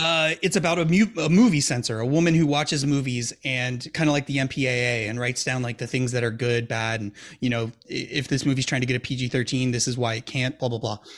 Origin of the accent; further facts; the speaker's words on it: Milwaukee, Wisconsin, United States; we're from Milwaukee, Wisconsin